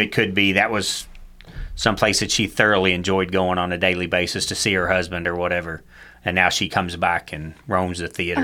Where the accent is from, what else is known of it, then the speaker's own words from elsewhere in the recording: Cynthiana, Kentucky, United States; a place that we all, growing up